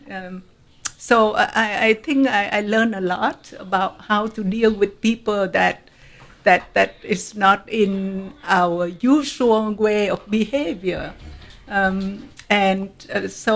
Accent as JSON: {"language": "English", "town": "Hue", "region": "Thua Thien Hue", "country": "Vietnam", "tie": "born or raised there", "also_born_or_lived": "Singapore", "second_language": "English", "moved": "as an adult", "lives_now": "United States", "said": "I am a Vietnamese, born and raised in Hue, central Vietnam"}